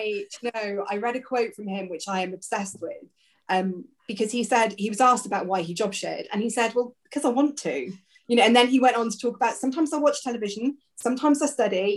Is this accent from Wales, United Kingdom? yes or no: yes; South Wales, United Kingdom; now in Kent, United Kingdom; originally I'm from South Wales